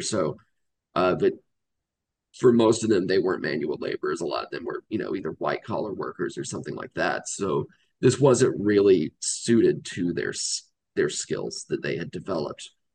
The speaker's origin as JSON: {"language": "English", "region": "Georgia", "country": "United States", "tie": "born or raised there", "said": "I grew up in in Georgia. Um, spent most of my life living in the South"}